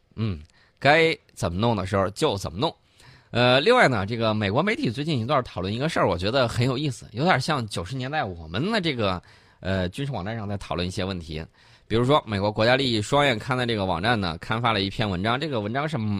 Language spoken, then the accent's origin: Chinese; China; 我们中国人